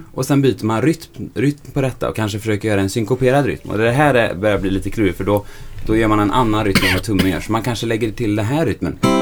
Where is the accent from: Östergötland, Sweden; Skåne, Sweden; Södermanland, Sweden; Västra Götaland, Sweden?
Västra Götaland, Sweden; Bengtsfors; accent: Dalsland dialect (Bengtsfors); jag är inte från Stockholm. Jag kommer från Bengtsfors i Dalsland